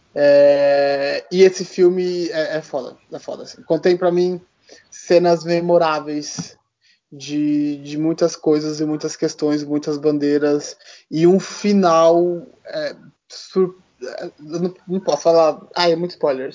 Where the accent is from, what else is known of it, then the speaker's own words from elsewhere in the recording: Brazil; eu sou brasileiro, né? Não sou canadense